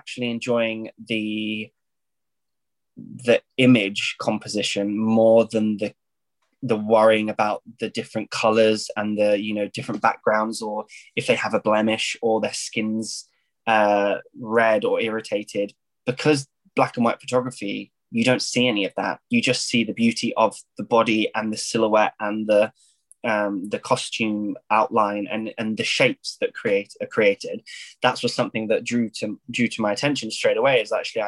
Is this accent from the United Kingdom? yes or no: yes; Isle of Wight, South East England, United Kingdom; moved away as an adult; also born or lived in Paris; I was very lucky to go to a dance school on the Isle of Wight, which is an island in the south of England